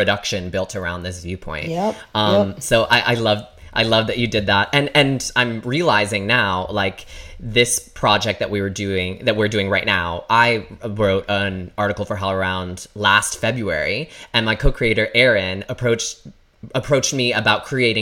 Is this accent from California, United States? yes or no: no; Michigan, United States; I grew up in Michigan